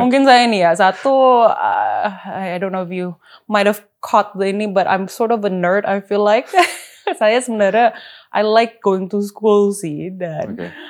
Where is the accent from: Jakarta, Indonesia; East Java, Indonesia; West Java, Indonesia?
Jakarta, Indonesia; also born or lived in Karawaci; lahir besar memang di Pluit